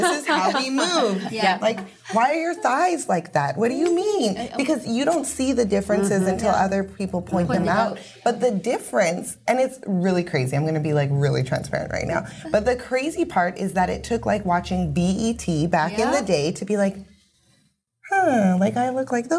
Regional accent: Winnipeg, Manitoba, Canada; I grew up in Fort Richmond, went to French immersion school.

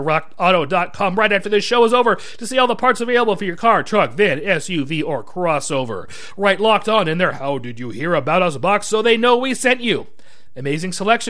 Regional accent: Spokane, Washington, United States; my hometown Spokane

